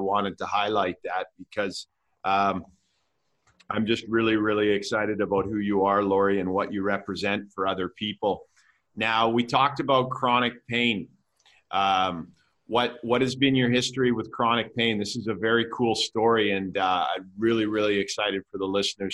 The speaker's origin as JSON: {"language": "English", "country": "Canada", "said": "I'm from Canada"}